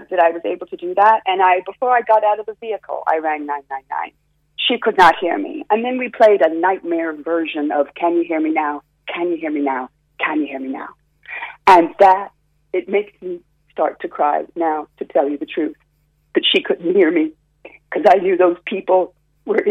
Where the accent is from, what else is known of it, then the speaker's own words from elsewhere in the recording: Florida, United States; also born or lived in California; now in Cork, Ireland; I was born in Florida, but then I lived in California